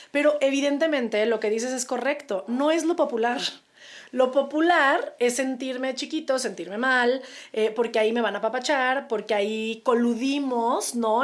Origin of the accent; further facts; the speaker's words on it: Mexico; como mexicanos